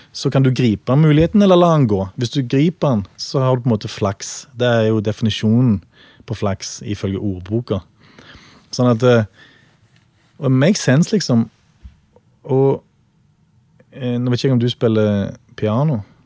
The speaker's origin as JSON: {"language": "Norwegian", "country": "Norway", "said": "vi er fra Norge"}